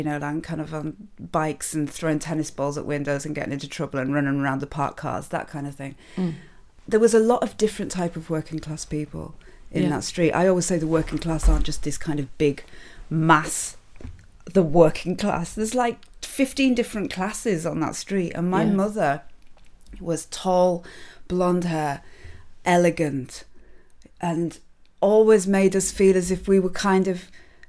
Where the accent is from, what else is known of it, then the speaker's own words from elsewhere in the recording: Carlisle, North West England, United Kingdom; It's still in my accent. It doesn't matter how much Radio 4 tried to knock that out of me. It's still in there. I grew up in... I have to always try to be sensitive when I talk about Carlisle and Curragh